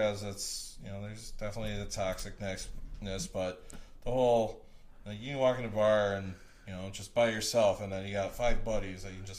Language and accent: English; Eden, Wisconsin, United States; now in Milwaukee, United States; I am from a little tiny town called Eden, Wisconsin. So it's Fallack County.